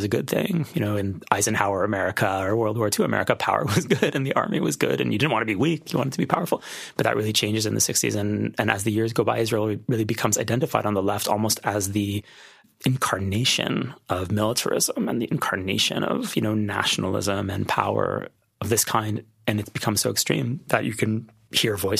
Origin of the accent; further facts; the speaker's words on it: Canada; I'm Canadian. And if you're a Canadian kid, particularly a Jewish Canadian kid